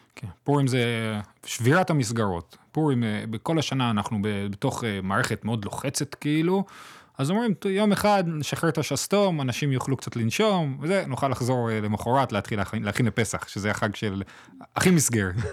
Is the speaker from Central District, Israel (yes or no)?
no; Jerusalem, Jerusalem District, Israel; אני גדלתי בקהילה מזרוחניקית, בגילו